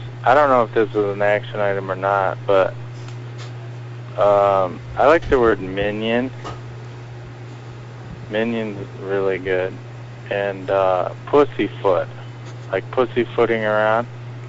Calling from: Traverse City, Michigan, United States; I'm from Traverse City, Michigan.

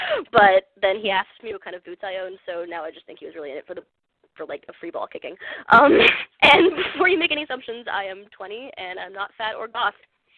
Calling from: Glendale, United States; I'm calling for a momentous occasion. I'm calling from Glendale.

